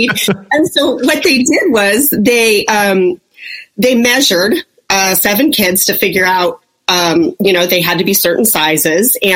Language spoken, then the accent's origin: English; Las Vegas, Nevada, United States; born there; I was born in Las Vegas